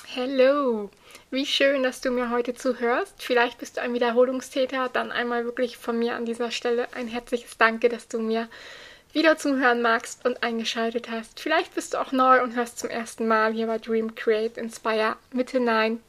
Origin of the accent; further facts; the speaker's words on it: Buxtehude, Lower Saxony, Germany; bei uns in Buxtehude